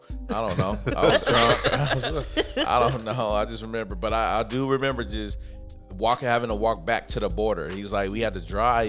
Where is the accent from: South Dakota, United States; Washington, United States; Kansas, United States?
Washington, United States; Born and raised, baby.